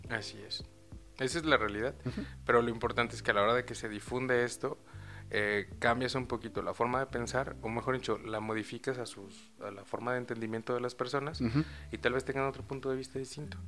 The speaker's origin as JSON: {"language": "Spanish", "country": "Mexico", "said": "Somos demasiados mexicanos"}